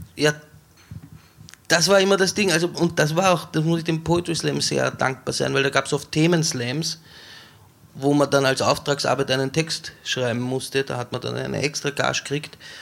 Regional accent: Weinviertel, Lower Austria, Austria; Ich bin in Niederösterreich aufgewachsen, im Weinviertel an der Grenze zum Machfeld

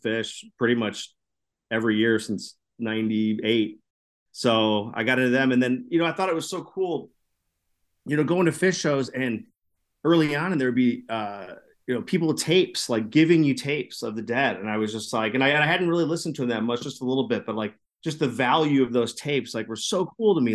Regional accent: Chicago, Illinois, United States; I grew up in the Chicago area

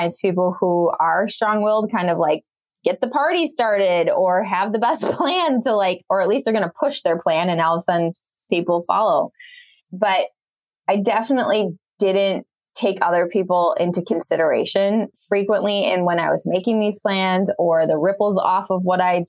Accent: Wisconsin, United States; moved away as an adult; the last place I thought I was going to live was my hometown back in Wisconsin

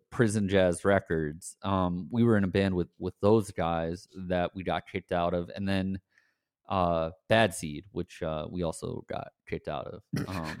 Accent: Scranton, Pennsylvania, United States; I grew up in Scranton

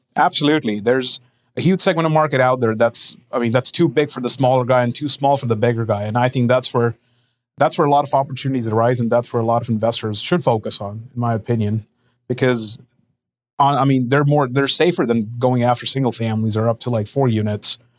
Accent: India; moved away as an adult; also born or lived in Lincoln, Nebraska; I'm originally from India. I was born and raised out there.

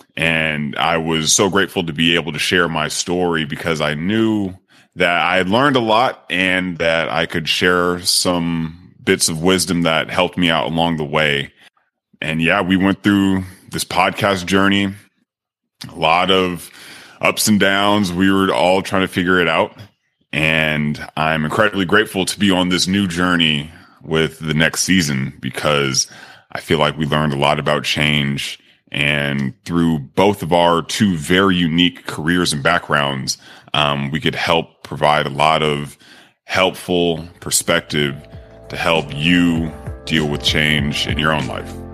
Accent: Sacramento, California, United States; moved away as an adult; also born or lived in Miami; I'm originally from Sacramento, California, I grew up playing a lot of sports

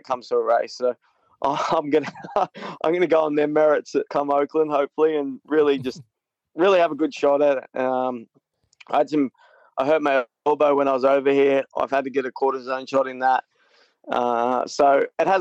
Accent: Australia; being Australian.

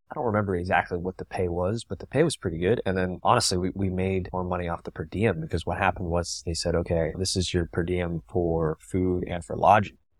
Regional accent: Tampa, Florida, United States; I'm from Tampa

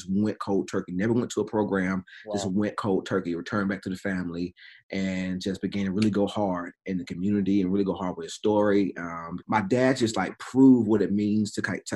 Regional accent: Durham, North Carolina, United States; now in Greensboro, United States; I grew up in Durham. Grew up in the south side of Durham

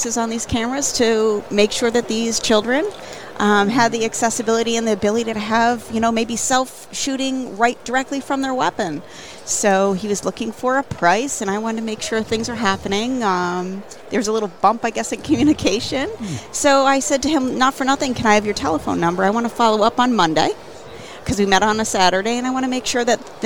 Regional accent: Connecticut, United States; I'm from Connecticut

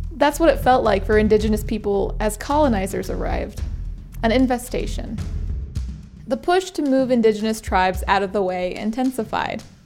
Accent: Wind River Reservation, Wyoming, United States; moved away as an adult; now in Montana, United States; it's only four hours away from where I grew up, the Wind River Reservation in Wyoming.

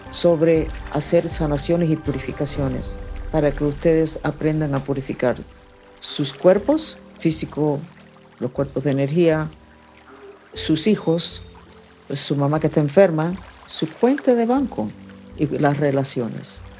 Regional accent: Germany; born there; Y ha sido la razón por la cual nací. Nací en Alemania en un programa, literalmente, de investigaciones sobre el potencial humano.

